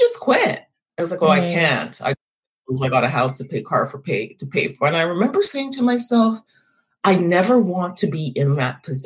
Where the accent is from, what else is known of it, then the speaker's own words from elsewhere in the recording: Montreal, Quebec, Canada; I was born and raised in Montreal